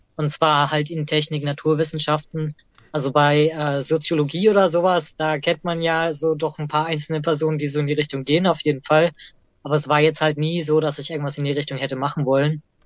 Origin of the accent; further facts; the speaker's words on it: Erlangen, Bavaria, Germany; ich bin tatsächlich im Universitätsviertel eher groß geworden